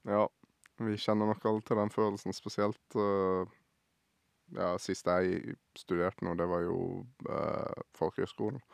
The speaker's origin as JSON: {"language": "Norwegian", "region": "Sørlandet", "country": "Norway", "tie": "born or raised there", "said": "Jeg har jo bodd på Sørlandet hele livet mitt her"}